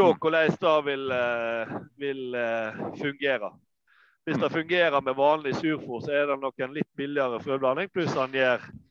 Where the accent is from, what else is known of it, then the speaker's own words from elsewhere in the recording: Norway; moved away as an adult; now in Lesja, Norway; vi hadde båsfjøs hjemme på Manger